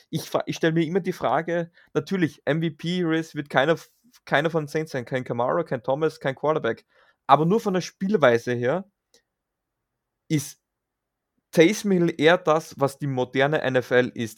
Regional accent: Graz, Styria, Austria; wie man bei uns in Graz sagt

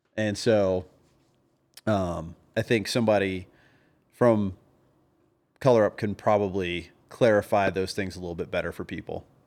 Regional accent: the South, United States; I was from the South

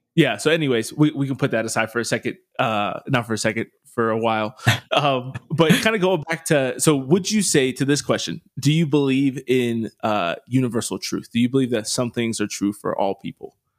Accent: United States; me as an American

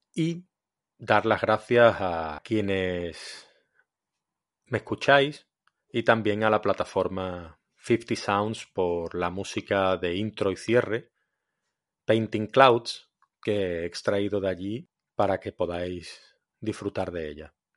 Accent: Cádiz, Andalusia, Spain; now in Valencia, Spain; aunque esté afincado en Valencia hace muchos años, yo soy de Cádiz

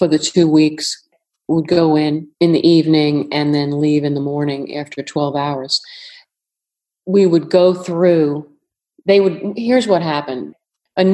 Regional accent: New York, United States; accent: New York; moved away; also born or lived in Fredericksburg, Virginia; I'm from New York originally

